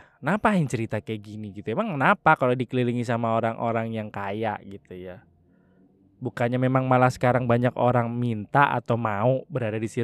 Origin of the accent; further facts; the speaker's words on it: Java, Indonesia; saya tidak terlalu diarahkan gitu ya istilahnya ya milih-milih dewe lah gitu ya karena saya dari Jawa wis milih-milih dewe lah gitu ya